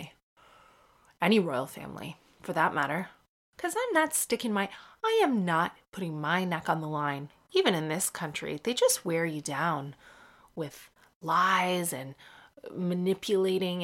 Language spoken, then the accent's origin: English; Canada; moved away as an adult; now in United Kingdom; I was born in Canada. I'm Canadian. I grew up in Canada, but my dad lived in Cork until he was 30 years old